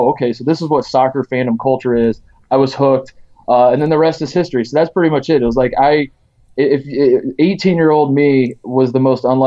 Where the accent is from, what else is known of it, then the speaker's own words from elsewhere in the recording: Indiana, United States; now in Columbus, Ohio, United States; I grew up in Indiana.